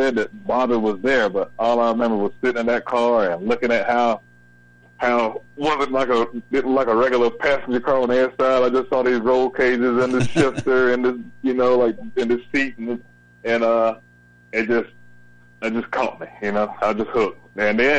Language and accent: English; Hartsville, South Carolina, United States; I'm from Hartsville, South Carolina.